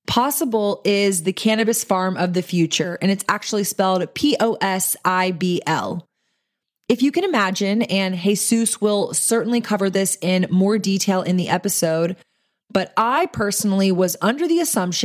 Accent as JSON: {"language": "English", "region": "Texas", "country": "United States", "tie": "born or raised there", "said": "since that is my home state and I do own a CBD dispensary here in Austin."}